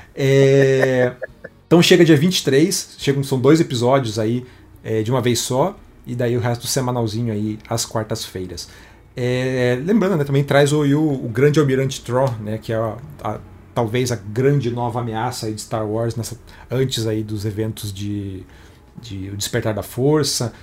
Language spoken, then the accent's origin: Portuguese; Brazil; O brasileiro não se vê como latino, mas a gente é